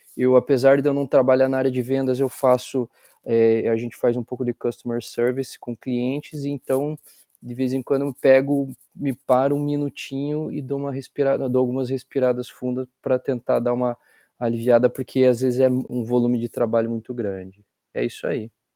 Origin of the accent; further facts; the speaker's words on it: Curitiba, Paraná, Brazil; now in Liverpool, United Kingdom; sou curitibano da Gema